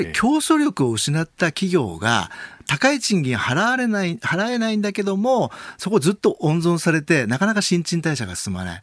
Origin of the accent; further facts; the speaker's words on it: Kumamoto, Japan; moved away; 私はあの熊本の出身